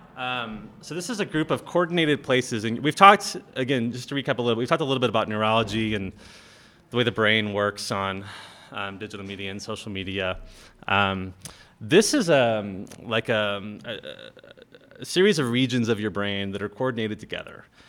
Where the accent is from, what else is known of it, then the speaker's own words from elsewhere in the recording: United States; we Western Christians, we live lives of incredible privilege and power just by virtue of being American